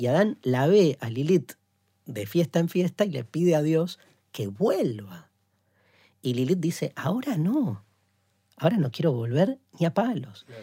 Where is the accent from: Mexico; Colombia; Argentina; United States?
Argentina